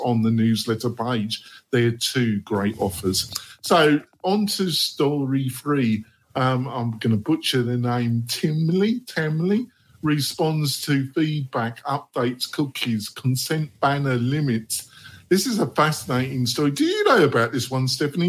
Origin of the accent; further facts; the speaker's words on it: England, United Kingdom; moved away as an adult; now in United States; I'm English for and also I'm American. You know, I've been living in America for 15 years